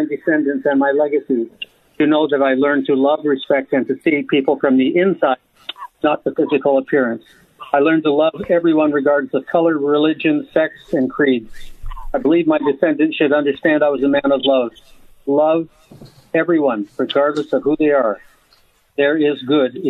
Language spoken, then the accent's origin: English; Graham, Alabama, United States; also born or lived in Chattanooga, Tennessee; I was born in Chattanooga, Tennessee. However, I was able to spend about 6 months in Graham, Alabama, with my grandmother, uncle, and aunt. I was 6 years old when I left Chattanooga, Tennessee, to go live with my grandmother, uncle, and aunt